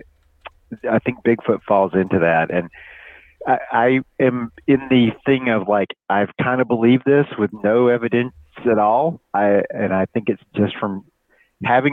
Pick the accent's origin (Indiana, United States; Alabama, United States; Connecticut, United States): Alabama, United States; the place I grew up in Alabama